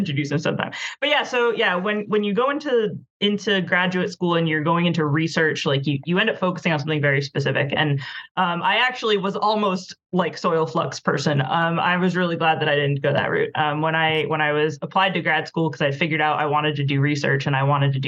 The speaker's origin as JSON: {"language": "English", "region": "Rhode Island", "country": "United States", "said": "I'm from Rhode Island, I live here again now"}